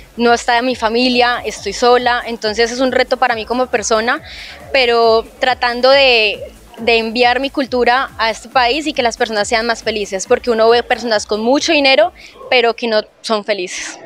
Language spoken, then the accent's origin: Spanish; Palmira, Valle del Cauca, Colombia; moved away as an adult; now in Dubai, United Arab Emirates